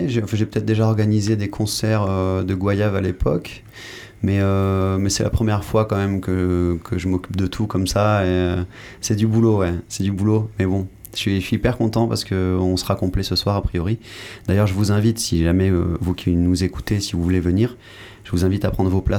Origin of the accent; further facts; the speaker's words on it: Mali; also born or lived in Senegal / Guadeloupe; je, suis né au Sénégal, ensuite j'ai grandi euh, au Mali, puis en Guadeloupe.